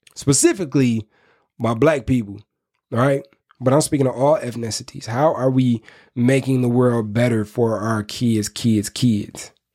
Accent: Inkster, Michigan, United States; I'm from Inkster, Michigan

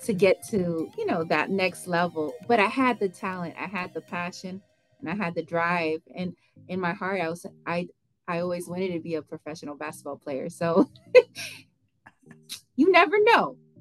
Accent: Texas, United States; since I was born in Texas, I'm a Tejana

